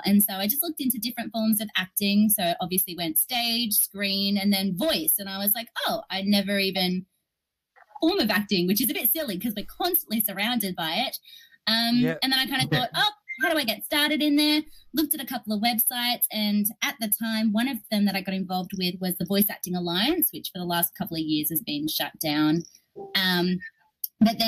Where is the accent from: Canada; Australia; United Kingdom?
Australia; I'm an Australian